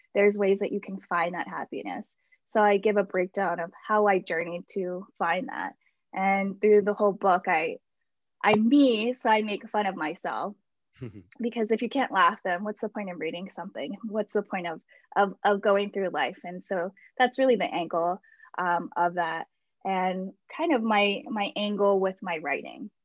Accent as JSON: {"language": "English", "town": "Baltimore", "region": "Maryland", "country": "United States", "tie": "born or raised there", "said": "I am from Baltimore. And I grew up and lived around the area in Locust Point and Federal Hill for uh, many years"}